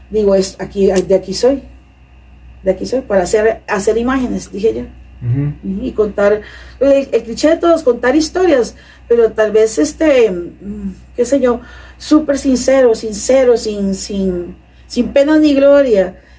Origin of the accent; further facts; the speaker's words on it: Cartago, Costa Rica; En Cartago.